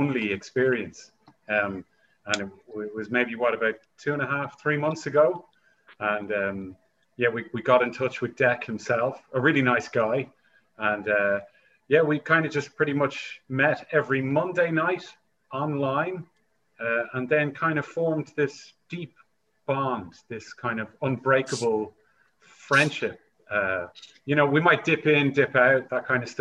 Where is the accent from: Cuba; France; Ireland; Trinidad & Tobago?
Ireland; Dublin, Leinster; I'm from Dublin in Ireland, which is a country near the United Kingdom